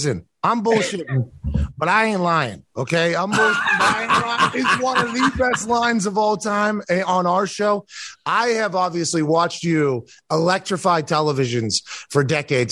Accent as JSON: {"language": "English", "town": "Plum", "region": "Pennsylvania", "country": "United States", "tie": "born or raised there", "said": "I played soccer growing up, but I'm from Pittsburgh. Plum is in the East Hills of Pittsburgh."}